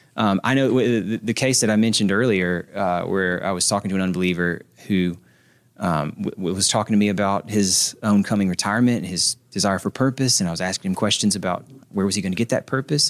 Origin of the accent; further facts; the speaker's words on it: Nashville, Tennessee, United States; I'm from Nashville